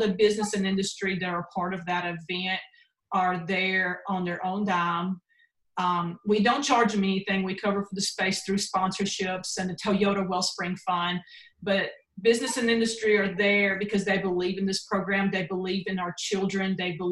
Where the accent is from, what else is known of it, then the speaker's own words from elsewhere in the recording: Belmont, Mississippi, United States; also born or lived in Riga, Latvia; now in Tupelo, United States; I grew up in Tishomingo County in Mississippi, Belmont.